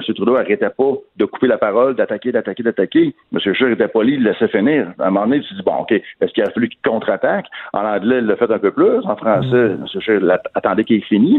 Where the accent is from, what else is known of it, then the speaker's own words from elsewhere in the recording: Quebec, Canada; chez nous, au Québec